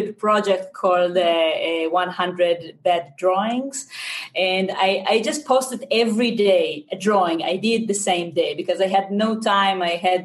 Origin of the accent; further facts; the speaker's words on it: Israel; accent: Israeli; English is a second language; I'm from Israel